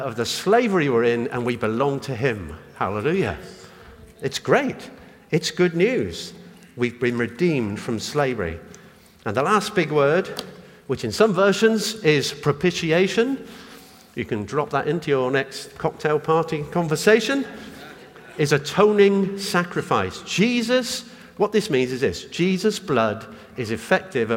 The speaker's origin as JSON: {"language": "English", "country": "United Kingdom", "tie": "born or raised there", "said": "I'm British. I was born here, got a British passport."}